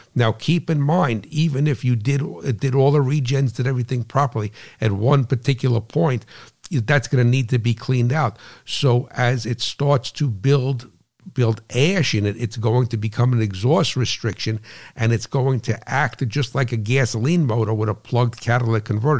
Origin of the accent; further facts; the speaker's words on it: New Jersey, United States; I'm from New Jersey